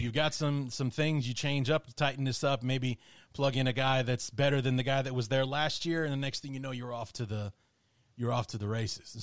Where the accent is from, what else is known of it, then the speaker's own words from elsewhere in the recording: Chicago, Illinois, United States; I grew up in Chicago